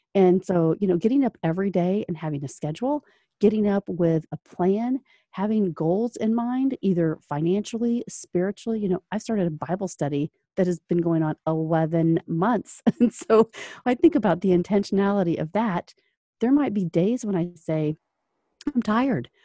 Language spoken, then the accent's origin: English; Orlando, Florida, United States; now in Indianapolis, United States; I was originally from Orlando, so, uh, you know, and a Florida native that moved to Indiana North